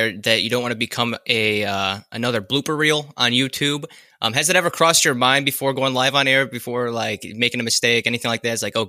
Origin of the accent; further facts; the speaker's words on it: Florida, United States; now in Ohio, United States; I am currently from Ohio, but I am from, most recently, the Gulf Coast of Florida. We called ourselves L.A., Lower Alabama, because we're like right under Alabama.